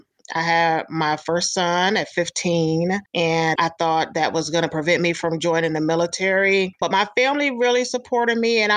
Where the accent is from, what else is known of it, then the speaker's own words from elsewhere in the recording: upstate New York, United States; moved away as an adult; also born or lived in Hawaii; I'm originally from New York State, upstate New York